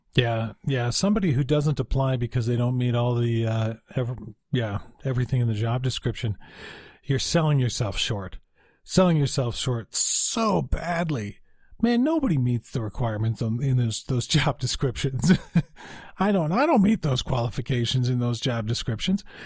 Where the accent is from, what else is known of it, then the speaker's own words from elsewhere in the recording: Utah, United States; also born or lived in Salt Lake City, Utah / Cedar City, Utah; I'm from Utah, so I'm living in Salt Lake at the time